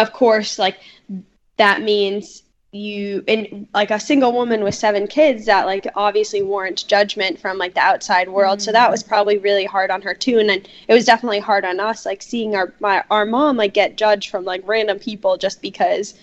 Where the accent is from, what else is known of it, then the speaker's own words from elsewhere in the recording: Peabody, Massachusetts, United States; I grew up in Peabody, Mass